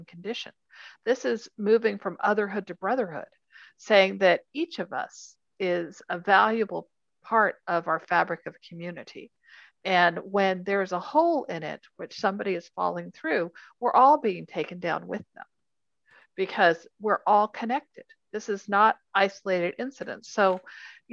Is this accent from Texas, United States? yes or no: yes; Houston, Texas, United States; I grew up in Houston.